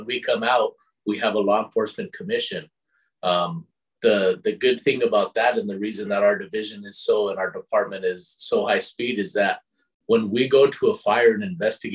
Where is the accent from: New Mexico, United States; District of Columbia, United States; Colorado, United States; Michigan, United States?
New Mexico, United States; Albuquerque; I'm from Albuquerque, New Mexico, born and raised